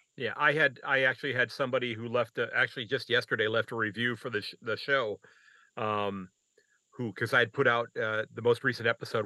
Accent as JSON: {"language": "English", "country": "United States", "said": "as an American"}